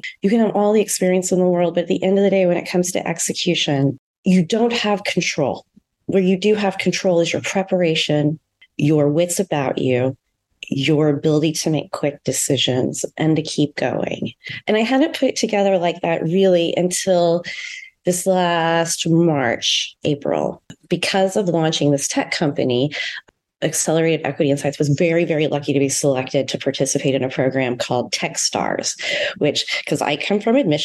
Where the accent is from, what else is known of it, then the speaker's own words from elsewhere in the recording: St. Louis, Missouri, United States; moved away; also born or lived in San Diego; I'm a Midwesterner. I grew up in St. Louis